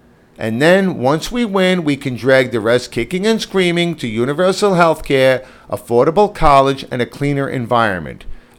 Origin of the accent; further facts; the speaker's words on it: New York, United States; we're from New York.